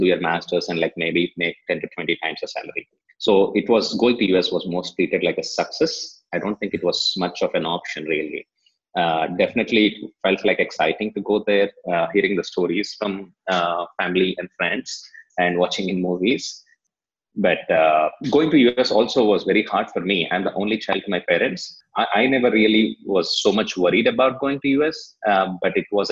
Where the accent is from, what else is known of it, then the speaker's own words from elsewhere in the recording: India; also born or lived in United States; I did my schooling here in India and then my bachelor's in India